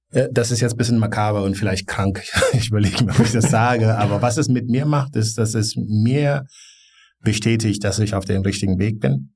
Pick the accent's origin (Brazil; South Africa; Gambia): Gambia; also born or lived in Bonn, Germany; now in Berlin, Germany; ich bin in Gambia aufgewachsen